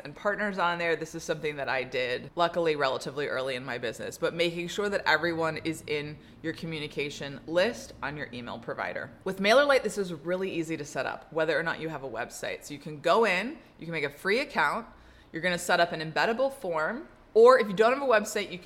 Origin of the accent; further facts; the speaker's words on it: Atlanta, Georgia, United States; my hometown of Atlanta